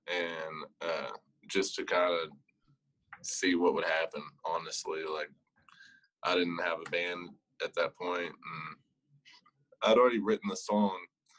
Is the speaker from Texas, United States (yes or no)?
yes; Paris, Texas, United States; moved away as an adult; also born or lived in Sulphur Springs, Texas; now in Lubbock, United States; But I'm originally from Northeast Texas, up in Paris, and also claim Sulphur Springs a little bit too, because I went to school out in Yanis for 2 years, so I know some folks out in that direction also. But I live in Lubbock now. I've been there for about 3 years now